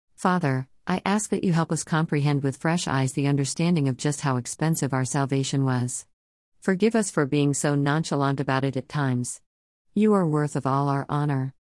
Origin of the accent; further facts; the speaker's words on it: Whidbey Island, Washington, United States; I was fortunate to be born in Washington State. I grew up on Whidbey Island